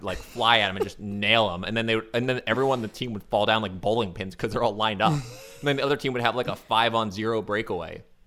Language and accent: English; Florida, United States; because I'm from Florida.